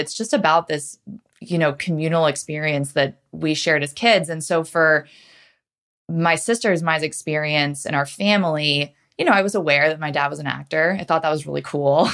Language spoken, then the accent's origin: English; New Canaan, Connecticut, United States; I grew up in Connecticut, um, in a suburb called New Canaan, which is about forty-five minutes outside New York City